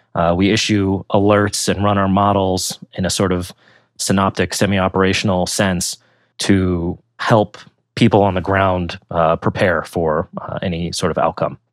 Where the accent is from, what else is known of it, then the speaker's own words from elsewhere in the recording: Pennsylvania, United States; moved away as an adult; also born or lived in Virginia / New Jersey / San Diego / New York; I grew up in Pennsylvania